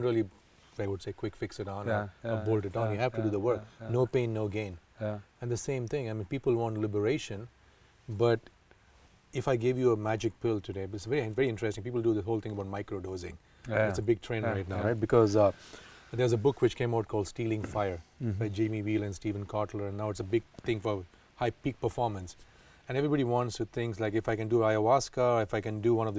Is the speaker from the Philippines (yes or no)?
no; Coorg, Karnataka, India; I'm from Coorg, I'm Indian